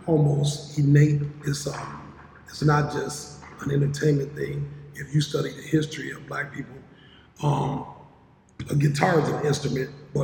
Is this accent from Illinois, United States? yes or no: yes; Aurora, Illinois, United States; also born or lived in Mississippi; I was born in Mississippi, raised in Aurora, so I started school, moved to Aurora, started school, so I'm from Aurora